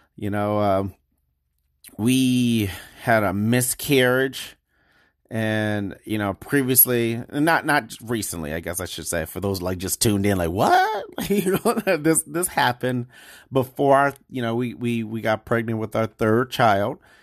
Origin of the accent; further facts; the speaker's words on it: Detroit, Michigan, United States; Growing up in Detroit